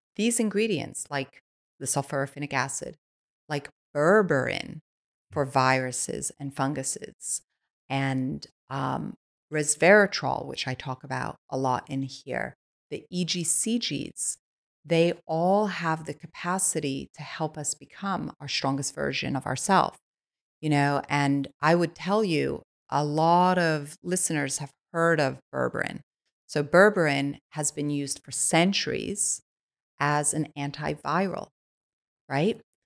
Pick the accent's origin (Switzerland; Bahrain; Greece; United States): Switzerland; moved away; I I was born in Switzerland. I was born on a biodynamic farm